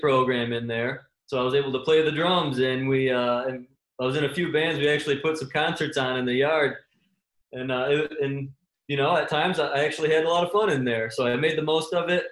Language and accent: English; Michigan, United States; I'm from Michigan